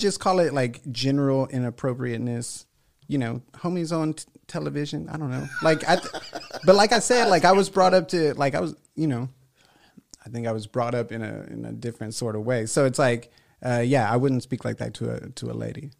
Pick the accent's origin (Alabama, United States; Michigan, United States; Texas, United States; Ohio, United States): Texas, United States; La Porte; I grew up on the southeast side